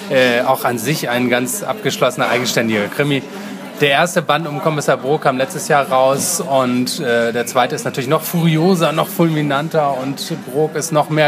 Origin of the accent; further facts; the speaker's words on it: Hamburg, Germany; Das sollte man als Hamburger schon wissen.